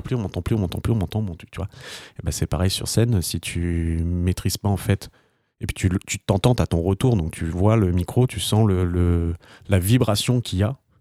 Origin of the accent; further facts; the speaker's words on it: France; en tant que Français